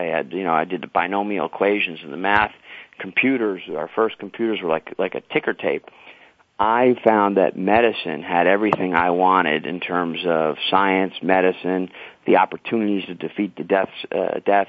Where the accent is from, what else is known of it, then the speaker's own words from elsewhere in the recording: New York City, New York, United States; also born or lived in Leonia, New Jersey; In New York City, I'm pretty much a New Yorker